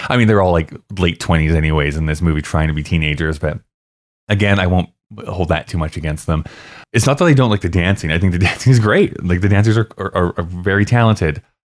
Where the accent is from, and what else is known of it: Canada